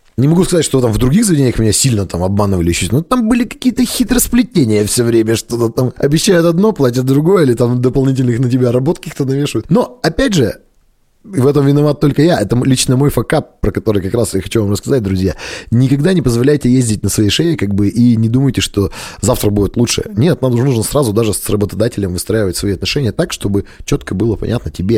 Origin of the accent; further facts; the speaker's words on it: Kalinino, Perm Krai, Russia; also born or lived in Dijon, France; now in Perm, Russia; я сам из Калинина, это где Белогорский монастырь, вот село у нас